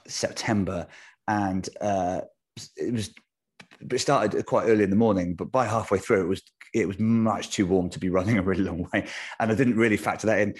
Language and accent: English; United Kingdom; for a British person